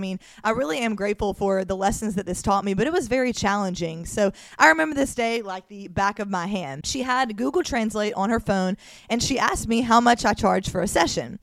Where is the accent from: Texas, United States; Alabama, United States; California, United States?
Alabama, United States; Mobile; moved away as an adult; now in Miami, United States; I'm from Mobile, Alabama